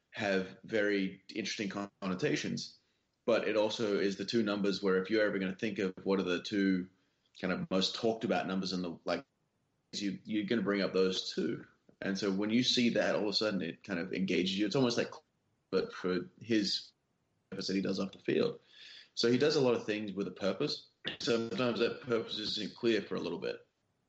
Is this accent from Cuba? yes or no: no; Western Australia, Australia; now in United States; my home state of Western Australia